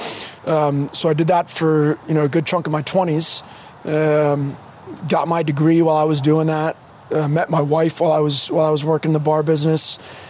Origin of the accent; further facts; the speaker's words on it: Fords, New Jersey, United States; also born or lived in Woodbridge; now in Plainfield, United States; Middlesex County, Woodbridge. I'm from Fords, but... nobody's ever heard of Fords. Ford's Jeweler. There you go. Yeah. There you go. That would be the claim to fame of Fords.